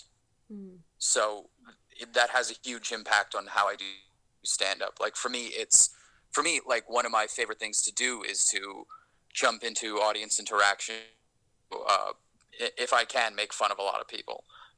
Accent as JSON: {"language": "English", "town": "New York City", "region": "New York", "country": "United States", "tie": "born or raised there", "said": "Growing up in Flushing, I saw a lot of my friends not make much of themselves."}